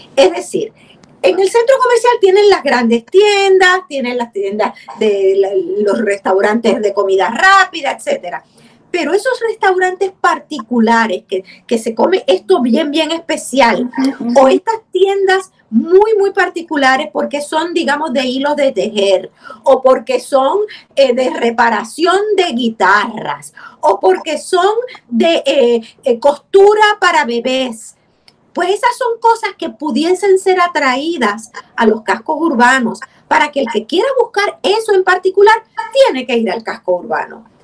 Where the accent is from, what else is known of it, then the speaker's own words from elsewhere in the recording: San Juan, Puerto Rico; also born or lived in Río Piedras; Yo nací en Santurce, me crié en Santurce